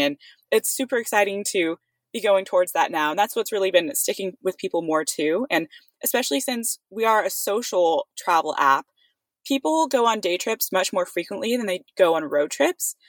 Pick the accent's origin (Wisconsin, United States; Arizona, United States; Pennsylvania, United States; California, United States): California, United States; Livermore; also born or lived in Santa Barbara, California; my hometown of Livermore, California